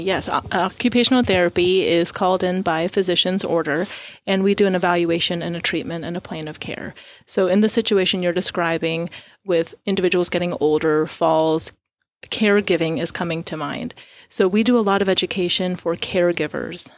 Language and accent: English; Florida, United States; moved away as an adult; now in Tyler, United States; I was born and raised in Florida